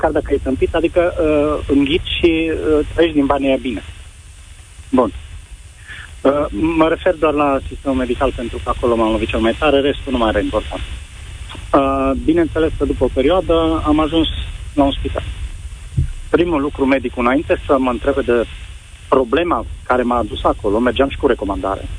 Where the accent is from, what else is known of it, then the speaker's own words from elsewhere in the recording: Romania; now in Spain; Treptat am renunțat la chestia asta că, na, îmi părea că totuși e la Iurea, să sunt din România în Spania, să